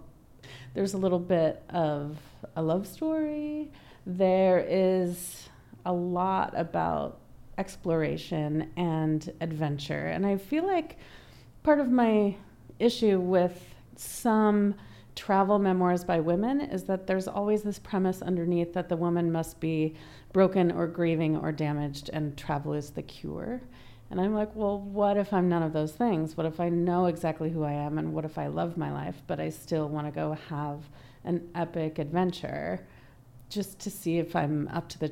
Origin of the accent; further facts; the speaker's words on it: United States; also born or lived in Cayman Islands; an American woman